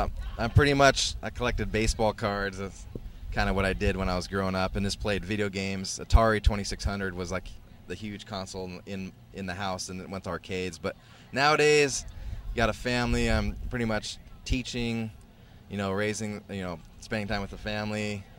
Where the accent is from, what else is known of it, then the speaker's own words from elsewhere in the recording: Seattle, Washington, United States; Yeah, New York, L.A., and Seattle, which is my hometown.